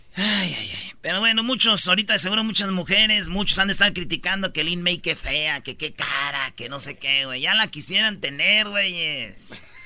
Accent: Michoacán, Mexico; como yo soy de Michoacán, somos de familia grande

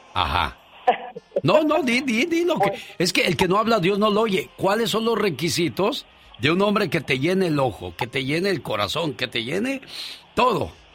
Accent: Guerrero, Mexico; yo soy de Guerrero y no soy machista

